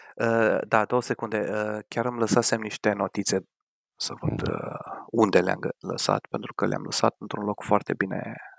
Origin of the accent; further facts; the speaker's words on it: Romania; moved away; noi, ca români